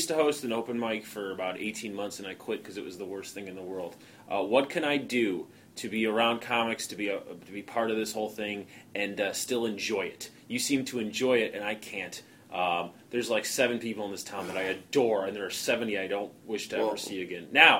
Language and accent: English; Chicago, Illinois, United States; I'm from Chicago